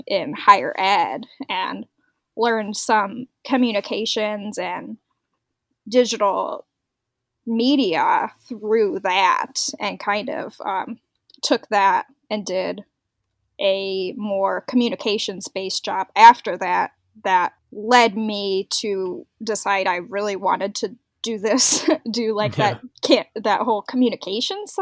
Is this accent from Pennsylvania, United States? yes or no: no; Northwest Indiana, United States; I am from Northwest Indiana. I live in a town called Valparaiso